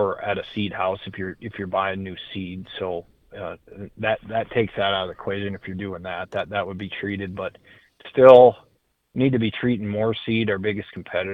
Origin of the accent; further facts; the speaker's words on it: Sheridan County, Montana, United States; I grew up in Sheridan County, Montana, which is as far northeast in Montana as you can go